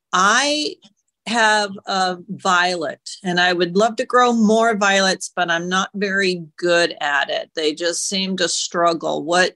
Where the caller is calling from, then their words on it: Tucson, Arizona, United States; from Tucson.